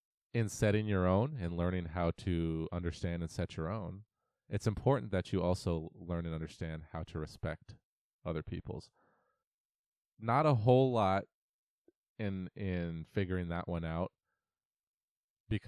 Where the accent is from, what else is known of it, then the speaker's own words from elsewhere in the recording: Auburn, Washington, United States; We grew up in Auburn, Washington, together.